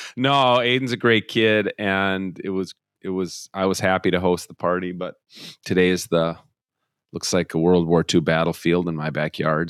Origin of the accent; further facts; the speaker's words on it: Minnesota, United States; growing up in Minnesota